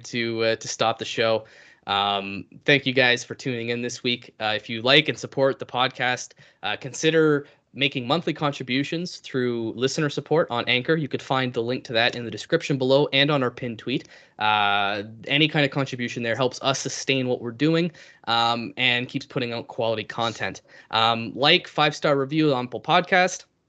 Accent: Canada; I'm Canadian

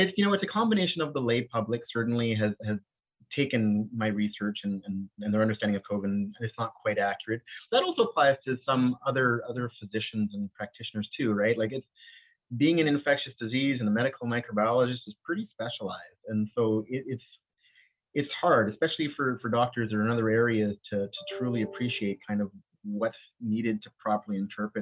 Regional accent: Winnipeg, Manitoba, Canada; accent: St. Vital, Winnipeg; also born or lived in Bahamas; I'm originally from the Bahamas and I was born there, but moved here when I was fairly young to Winnipeg

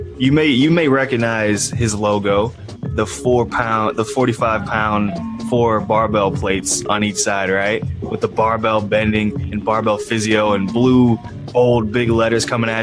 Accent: New Orleans, Louisiana, United States; I'm from New Orleans.

